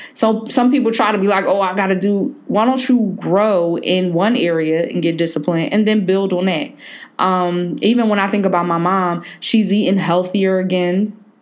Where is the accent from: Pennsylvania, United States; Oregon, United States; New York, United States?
Pennsylvania, United States; Philadelphia; moved away; My girl Jazz up in Philly, um, you know, from my hometown